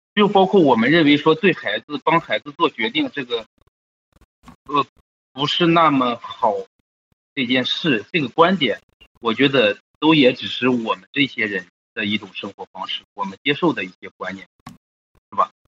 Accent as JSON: {"language": "Chinese", "country": "China", "said": "像我们中国人"}